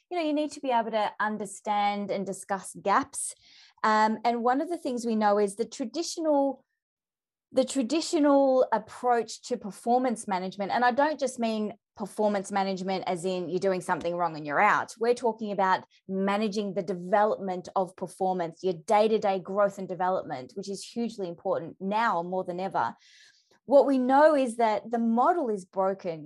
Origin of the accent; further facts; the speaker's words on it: Melbourne, Victoria, Australia; I'm from Melbourne